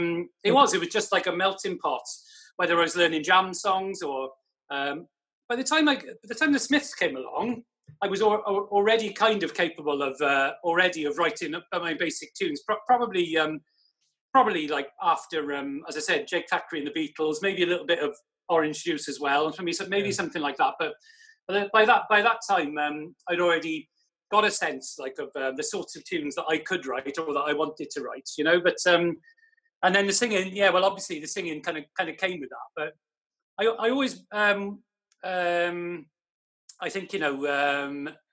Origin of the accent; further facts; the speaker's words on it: Wales, United Kingdom; also born or lived in Basingstoke, Hampshire; I haven't lived in Wales all my life.